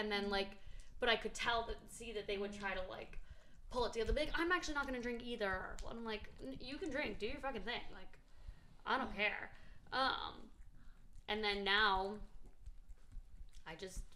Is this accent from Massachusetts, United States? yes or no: yes; Boston, Massachusetts, United States; now in Los Angeles, United States; I grew up in Boston